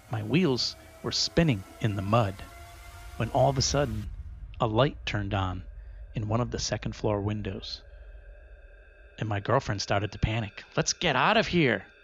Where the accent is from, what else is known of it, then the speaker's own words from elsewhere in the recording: Rehoboth, Massachusetts, United States; There are two popular urban legends that most of us knew growing up near Rehoboth, Massachusetts.